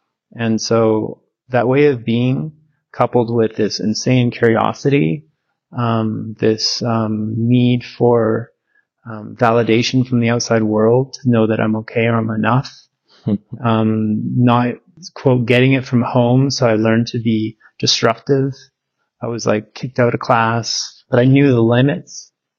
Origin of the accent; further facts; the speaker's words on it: Victoria, British Columbia, Canada; I'm in Victoria in my hometown. I grew up there since I was two. Went to Willows Elementary and Wendoke High.